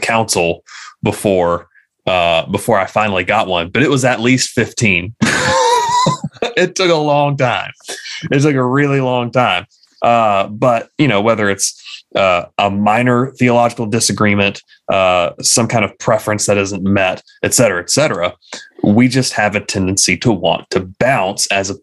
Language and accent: English; United States; being American Christians